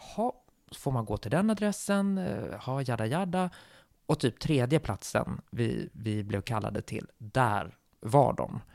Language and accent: Swedish; Sweden; som svensk och västerlänning